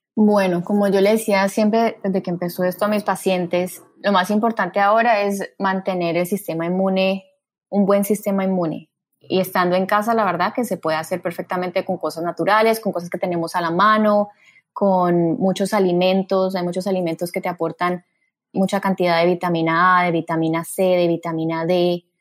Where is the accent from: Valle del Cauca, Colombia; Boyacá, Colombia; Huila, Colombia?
Valle del Cauca, Colombia; Cali; moved away as an adult; also born or lived in Bogotá, Colombia; now in Miami, United States; yo soy caleña, estoy aquí en Miami hace ya casi nueve años, estudié medicina y cirugía general en Cali